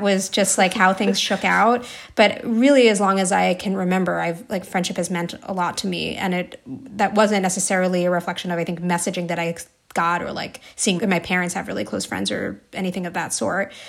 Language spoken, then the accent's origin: English; New Jersey, United States; I grew up in New Jersey